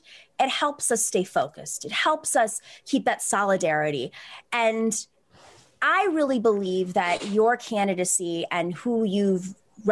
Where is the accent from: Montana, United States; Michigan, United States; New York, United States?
New York, United States; Buffalo; I grew up in Buffalo